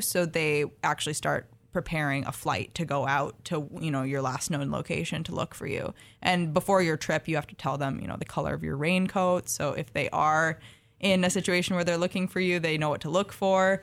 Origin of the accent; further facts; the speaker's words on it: Minnesota, United States; I grew up in Minnesota